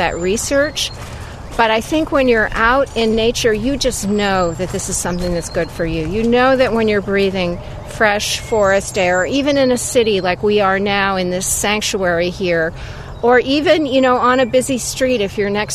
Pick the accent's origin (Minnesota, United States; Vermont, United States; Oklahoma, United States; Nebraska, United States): Vermont, United States; growing up in Vermont, I'd be wandering around the woods and fields